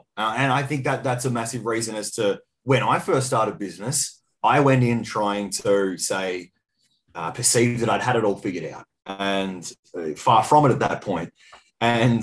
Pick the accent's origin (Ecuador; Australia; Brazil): Australia; Colac, Victoria; I was actually back in my hometown, for those listening. It was a little town called Colac, around about 10,000 population, about 2 hours west of Melbourne